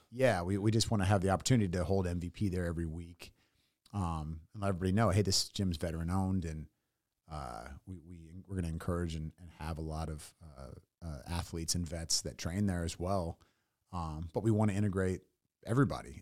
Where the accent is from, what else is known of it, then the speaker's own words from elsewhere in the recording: San Francisco Bay, California, United States; moved away as an adult; also born or lived in Tennessee / San Diego / Los Angeles; now in Austin, United States; born in Tennessee, grew up in the San Francisco Bay